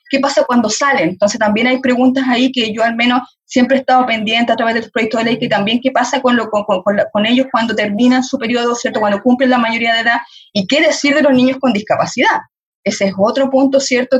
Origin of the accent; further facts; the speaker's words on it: Chile; como sociedad chilena